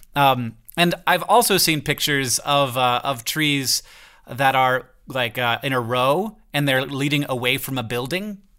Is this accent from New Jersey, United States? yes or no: no; Florida, United States; moved away; I grew up in Florida where it didn't exist, and now I'm in a place where fall does happen